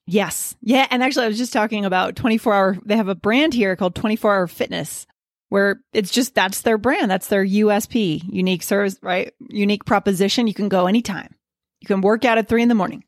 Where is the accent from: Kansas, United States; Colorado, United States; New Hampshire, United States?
New Hampshire, United States; Keene; born or raised there